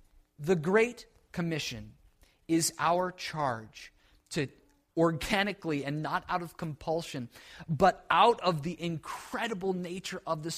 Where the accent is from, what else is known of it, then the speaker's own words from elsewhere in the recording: New England, United States; I'm from New England, I moved down here, that's my life.